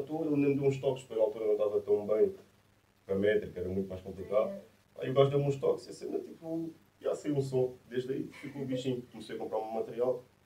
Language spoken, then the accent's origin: Portuguese; Massamá, Lisbon, Portugal; also born or lived in Ericeira; Não estava a morar em Massamá, que é a minha terra.